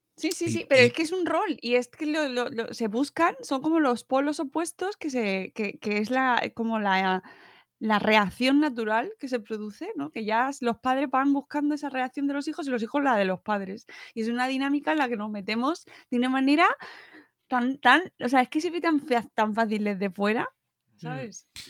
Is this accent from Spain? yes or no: yes; Spain; la familia aquí en España, que somos muy familia nuclear